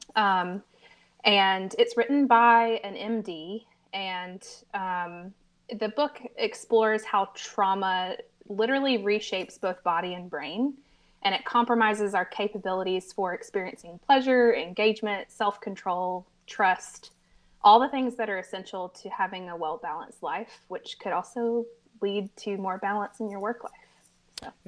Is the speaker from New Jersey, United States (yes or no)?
no; Americus, Georgia, United States; moved away as an adult; now in Americus, United States; we moved back to my hometown, um, known as Americas, Georgia